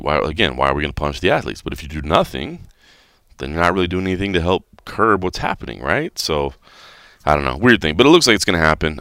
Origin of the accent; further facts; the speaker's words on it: Dallas, Texas, United States; moved away; I am checking in from Dallas, Texas. That's right, I'm in my hometown